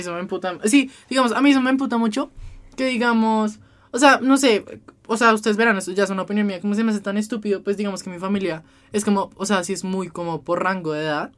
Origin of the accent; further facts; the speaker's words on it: Bogotá, Colombia; como buen cachaco